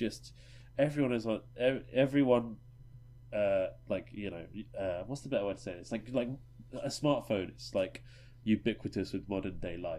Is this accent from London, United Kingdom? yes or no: no; Norwich, East of England, United Kingdom; we're all from Norwich